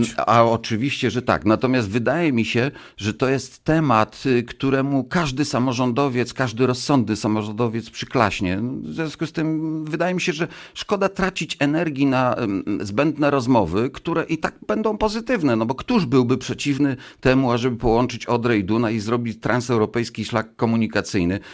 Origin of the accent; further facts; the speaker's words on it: Wambierzyce, Lower Silesian Voivodeship, Poland; Tutaj, tutaj się urodziłem, w województwie dolnośląskim, dawnym Wałbrzyskim, bo to, to dawne województwo wałbrzyskie, powiat kłodzki, miejscowość Wambierzyce, y, gmina Radków